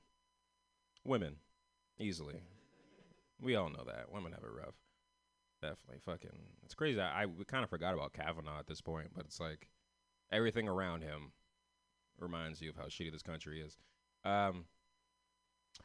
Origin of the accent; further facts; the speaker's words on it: San Francisco, California, United States; I'm from San Francisco